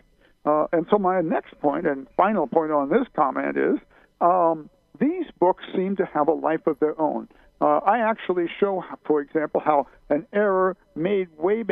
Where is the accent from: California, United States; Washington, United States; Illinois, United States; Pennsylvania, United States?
Illinois, United States; Decatur; I grew up in Decatur, Illinois, right in the middle of Illinois and right in the middle of the Midwest